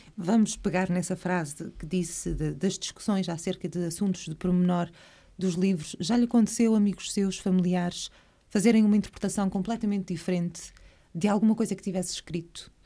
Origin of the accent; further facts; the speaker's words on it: Terceira, Azores, Portugal; como terceirense